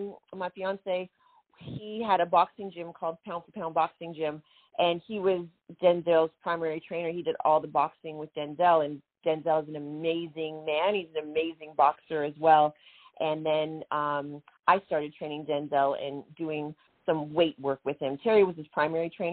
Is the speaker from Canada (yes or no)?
yes; Canada; now in Atlanta, United States; I was a Canadian, the only Canadian on the American Gladiators and on that series